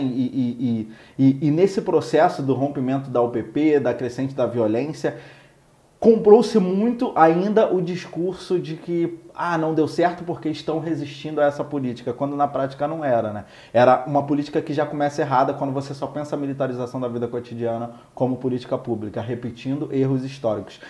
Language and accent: Portuguese; Rio de Janeiro, Brazil; eu nasci no Complexo do Alemão, né? sou cria